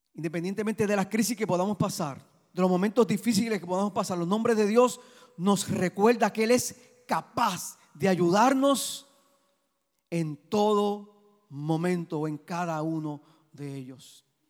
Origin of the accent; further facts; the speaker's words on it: Puerto Rico; Cuando veo mi bandera de Puerto Rico, yo digo, yo soy puertorriqueño. Mi amor es Puerto Rico